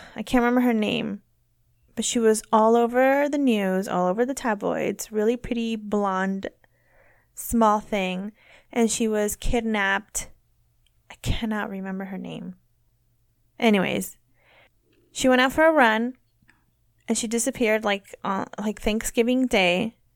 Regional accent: near Woodland, California, United States; Woodland, which is, like, near my hometown.

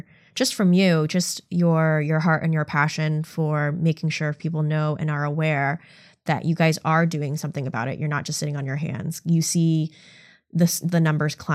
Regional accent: Seattle, Washington, United States; English is a second language; born and raised in King County, Seattle, Washington

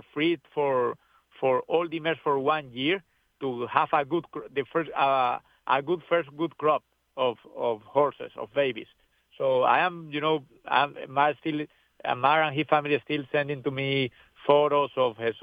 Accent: Venezuela; English is a second language; moved away as an adult; now in United States; I'm very grateful to come from Venezuela. I spent my first years over there

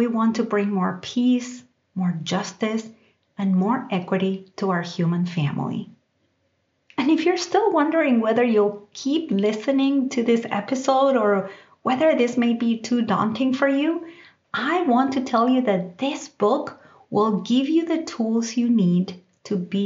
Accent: Argentina; now in United States; growing up in Argentina, I didn't have to think about race. And even as I moved to the United States

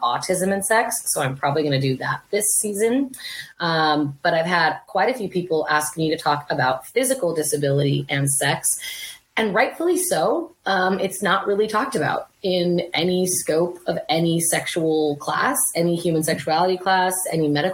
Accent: Provo, Utah, United States; I was born in Provo, Utah

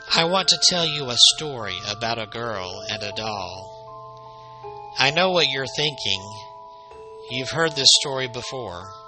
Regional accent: Alabama, United States; right here in Alabama, my home state

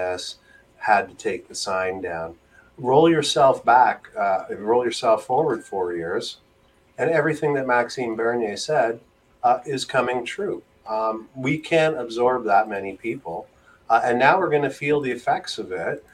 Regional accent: Mississauga, Ontario, Canada; also born or lived in Toronto; I'm from Ontario

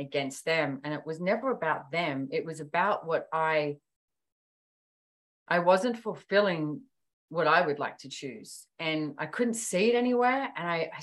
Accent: Sydney, New South Wales, Australia; I was born and bred in Sydney

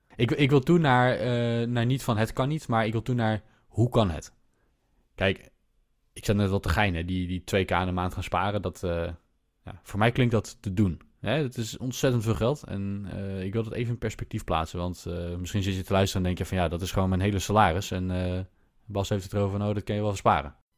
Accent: Netherlands; wij als Nederlanders

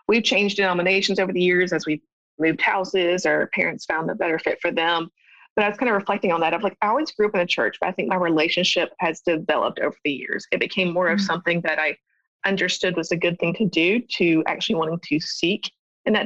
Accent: Statesboro, Georgia, United States; moved away as an adult; also born or lived in Athens, Georgia; now in Nashville, United States; I grew up in Statesboro, moved there in about third grade, and it's just a small town

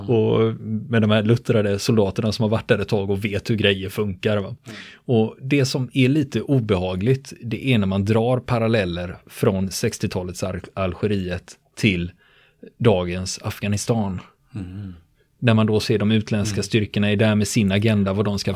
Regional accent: Sweden; för mig som svensk

